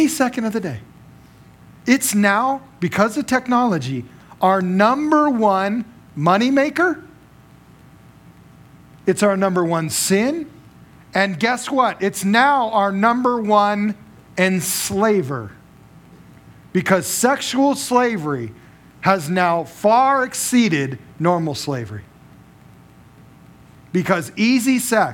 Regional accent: Las Vegas, Nevada, United States; now in Cheney, United States; I grew up in Las Vegas

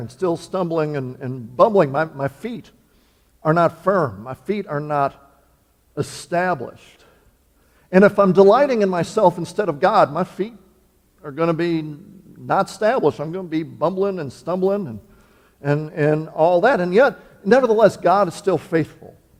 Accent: Wisconsin, United States; moved away; I was born and raised in Wisconsin, but I'm here in the promised land now

